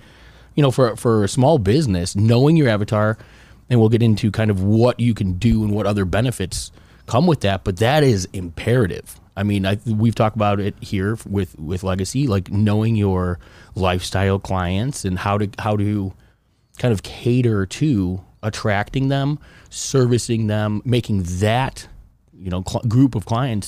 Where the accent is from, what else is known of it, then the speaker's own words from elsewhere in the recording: Chicago, Illinois, United States; That is not pizza in my book. I'm from Chicago. We got a whole different belief.